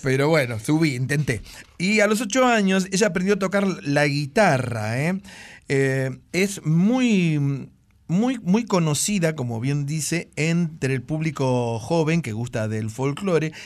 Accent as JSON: {"language": "Spanish", "region": "Buenos Aires Province", "country": "Argentina", "tie": "born or raised there", "said": "Yo vivía en las afueras del Gran Buenos Aires, estoy hablando hace muchos años, y recuerdo que las casas tenían un jardincito adelante"}